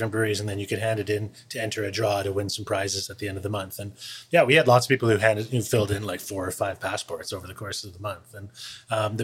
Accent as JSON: {"language": "English", "town": "Niagara Falls", "region": "Ontario", "country": "Canada", "tie": "born or raised there", "also_born_or_lived": "Vancouver", "moved": "yes", "lives_now": "Victoria, Canada", "said": "I grew up in Niagara"}